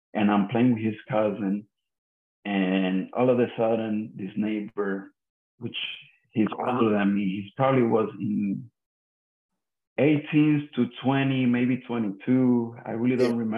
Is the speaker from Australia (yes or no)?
no; Puerto Rico; the street that I grew up in Puerto Rico